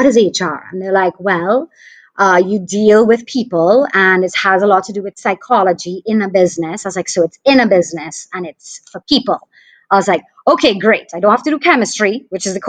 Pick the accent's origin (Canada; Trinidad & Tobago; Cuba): Trinidad & Tobago; St. Joseph; also born or lived in Port of Spain; I grew up in Trinidad, in St. Joseph, which is in the Northern Range.